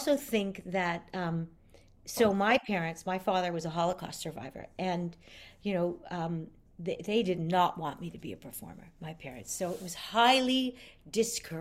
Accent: Montreal, Quebec, Canada; moved away as an adult; also born or lived in Westchester, New York; I'm from Montreal, which is where I am talking to you

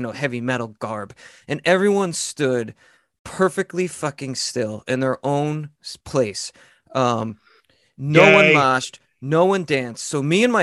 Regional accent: New York, United States; I grew up near New York City

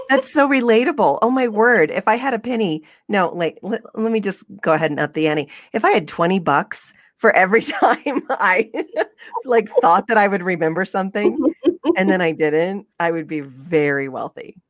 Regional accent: the South, United States; now in Utah, United States; I'm from the South

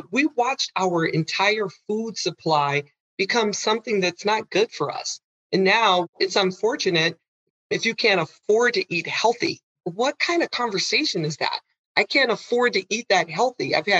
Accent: Midwest, United States; now in Arizona, United States; me growing up in the Midwest.

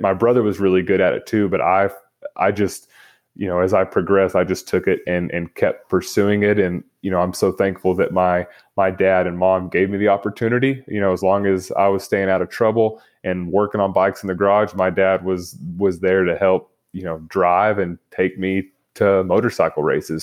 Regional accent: Lubbock, Texas, United States; I grew up in Lubbock, Texas

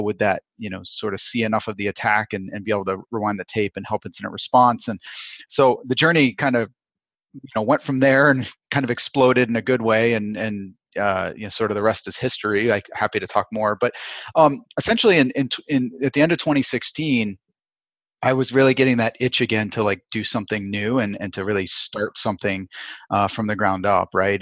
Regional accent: Vermont, United States; also born or lived in Chicago; now in Southern California, United States; I grew up in Vermont, and I grew up on top of a mountain

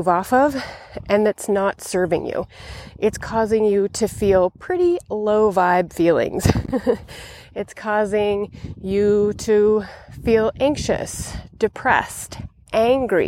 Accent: Montana, United States; moved away; I've traveled to my home state of Montana in the United States

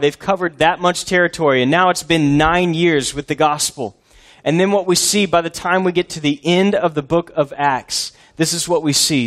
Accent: Texas, United States; also born or lived in Boston area, Massachusetts; I was born in Texas, uh, lived here almost my whole life, all except for three years when I did foreign missions in the most foreign place of all, the Northeast, near Boston

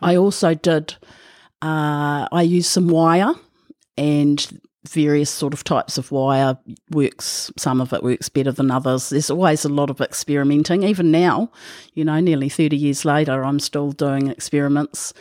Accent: Whitianga, Waikato, New Zealand; also born or lived in Thames; I was born in Thames and I grew up on the Coromandel Peninsula, uh, in small town Witianga on a dairy farm

